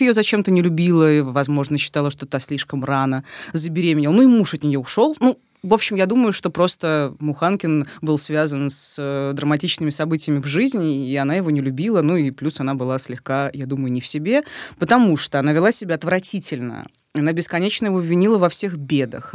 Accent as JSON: {"language": "Russian", "town": "Rostov-on-Don", "region": "Rostov Oblast", "country": "Russia", "tie": "born or raised there", "said": "на моей малой родине в Ростове-на-Дону"}